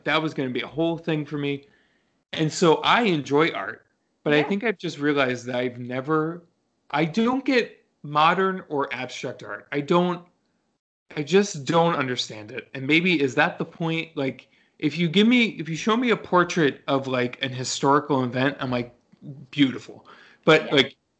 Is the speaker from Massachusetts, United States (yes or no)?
no; New York City, New York, United States; moved away; I'm originally from New York.